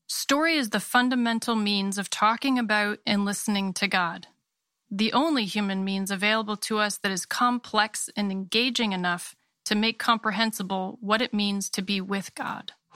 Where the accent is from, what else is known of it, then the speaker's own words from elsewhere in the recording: Maine, United States; I was born and raised in Maine